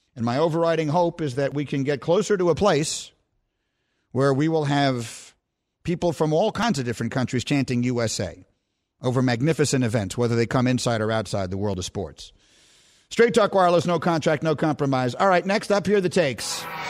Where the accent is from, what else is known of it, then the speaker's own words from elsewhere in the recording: New York City, New York, United States; I grew up in New York City and in New York.